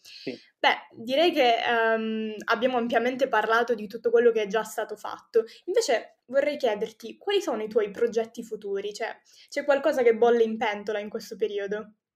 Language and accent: Italian; Sicily, Italy; io tra l'altro essendo anche siciliana